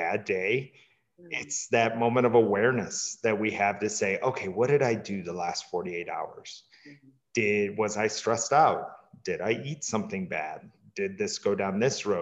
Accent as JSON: {"language": "English", "region": "Midwest", "country": "United States", "tie": "born or raised there", "said": "I grew up in the Midwest"}